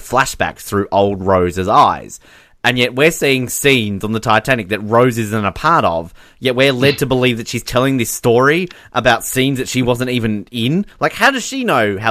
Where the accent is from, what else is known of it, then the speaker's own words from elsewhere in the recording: Australia; we're Australian